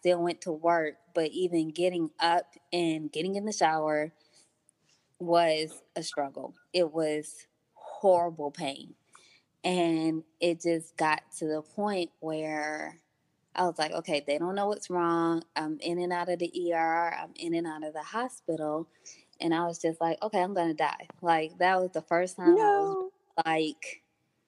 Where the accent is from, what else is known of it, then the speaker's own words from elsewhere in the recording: Detroit, Michigan, United States; moved away as an adult; also born or lived in Atlanta, Georgia; I moved from Detroit to Georgia for school at G. Clark Atlanta University